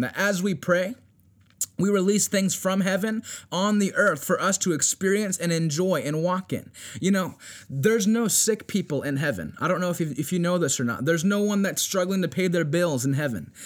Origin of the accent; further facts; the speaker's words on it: Virginia Beach, Virginia, United States; we're fasting and we're praying here in Virginia Beach, and I know it's something that's not only taking place here in my hometown